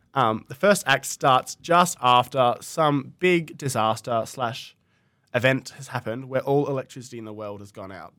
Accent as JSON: {"language": "English", "region": "Tasmania", "country": "Australia", "said": "I'm from Tasmania"}